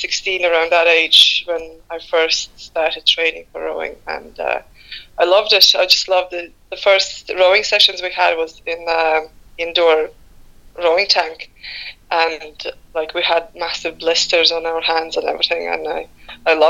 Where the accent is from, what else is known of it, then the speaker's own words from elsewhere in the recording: Latvia; also born or lived in Riga, Latvia; now in Ireland; I was born in Latvia